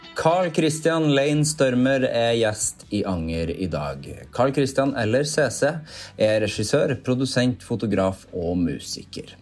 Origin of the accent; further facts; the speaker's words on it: Trøndelag, Norway; jeg er trønder